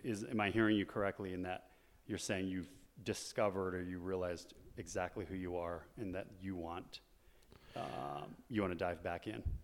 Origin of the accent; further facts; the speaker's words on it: Chandler, Arizona, United States; I grew up in Chandler, Arizona.